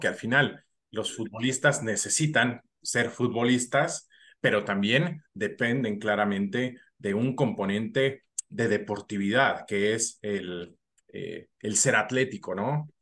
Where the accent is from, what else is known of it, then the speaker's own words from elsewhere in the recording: Mexico; como profesionales mexicanos